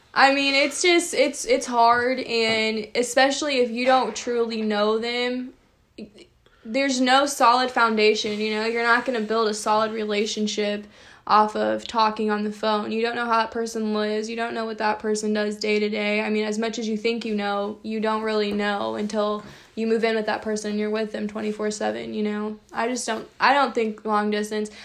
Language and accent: English; Champaign County, Illinois, United States; I'm from Champaign County